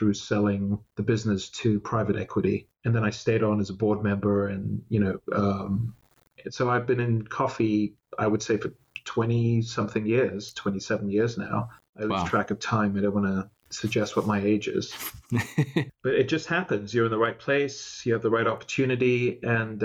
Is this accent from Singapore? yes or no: yes; Singapore; moved away as an adult; also born or lived in Malaysia; now in Los Angeles, United States; I am Singaporean and I was in Singapore